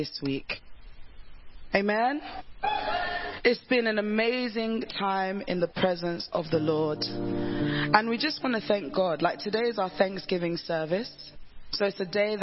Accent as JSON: {"language": "English", "region": "London", "country": "United Kingdom", "said": "I'm a Londoner"}